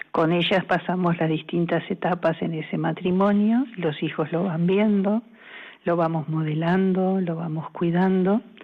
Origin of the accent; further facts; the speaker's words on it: Uruguay; moved away as an adult; now in Spain; soy uruguaya y en España casi 15